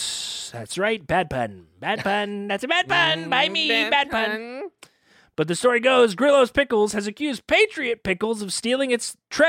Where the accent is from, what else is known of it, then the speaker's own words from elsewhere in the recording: Pittsburgh area, Pennsylvania, United States; I'm from the Northeast, Pittsburgh-ish, Pennsylvania area.